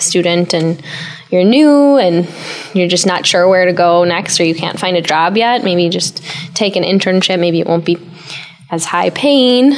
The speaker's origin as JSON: {"language": "English", "town": "Sheboygan", "region": "Wisconsin", "country": "United States", "tie": "born or raised there", "also_born_or_lived": "Milwaukee, Wisconsin", "said": "I found a job actually in my hometown area, Sheboygan, Wisconsin"}